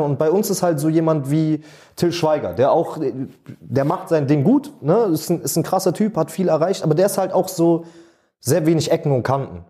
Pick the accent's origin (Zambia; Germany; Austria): Germany; Berlin; ich bin in Schöneberg groß geworden